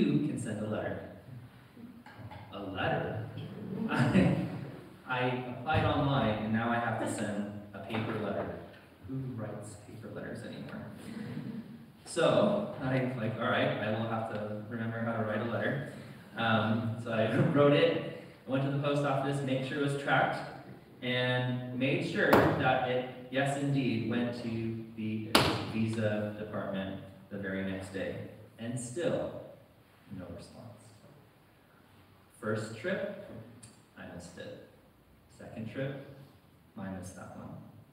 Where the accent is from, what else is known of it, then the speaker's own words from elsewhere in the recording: United States; accent: American; moved away as an adult; now in United Kingdom; you can probably tell from my accent, I am American